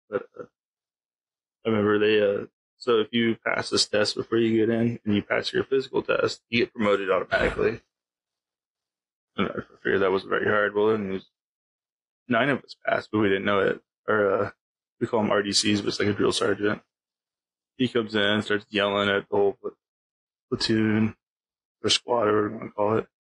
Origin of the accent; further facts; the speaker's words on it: Pacific Northwest, United States; a lot different growing up in the Pacific Northwest. Completely different.